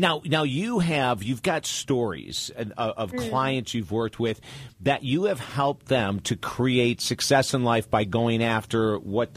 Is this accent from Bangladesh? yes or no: no; Syracuse, New York, United States; I grew up in Syracuse, New York, and I went to Syracuse University.